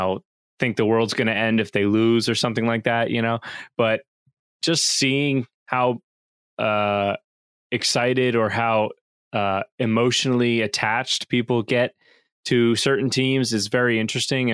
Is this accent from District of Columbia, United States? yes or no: no; New Jersey, United States; born and raised in New Jersey